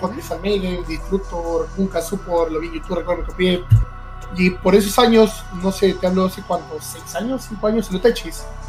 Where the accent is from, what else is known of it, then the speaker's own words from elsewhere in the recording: Lima, Peru; yo he nacido en Lima, toda mi vida he vivido aquí en Lima, pero para ser más específico, he vivido en el balneario de Ancón